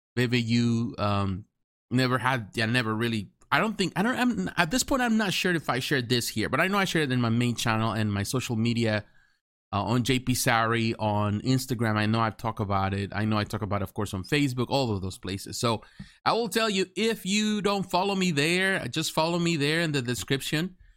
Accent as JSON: {"language": "English", "country": "Mexico", "tie": "born or raised there", "second_language": "English", "moved": "yes", "lives_now": "United States", "said": "I consider myself Mexican because I was born in Mexico. I was raised in my childhood in Mexico"}